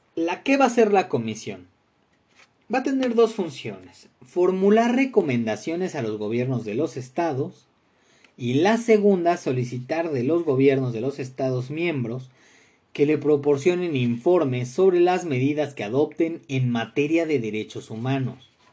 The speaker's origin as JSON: {"language": "Spanish", "country": "Mexico", "said": "tenemos como mexicanos"}